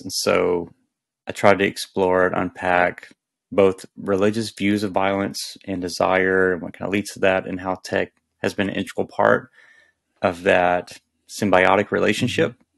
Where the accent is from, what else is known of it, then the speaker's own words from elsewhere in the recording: the South, United States; I grew up in the South